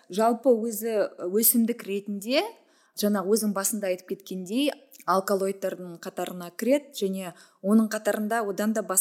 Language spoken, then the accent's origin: Kazakh; Kazakhstan; біз ә, былайша айтқанда бірінші буынбыз ғой кофе ішушілердің қазақтар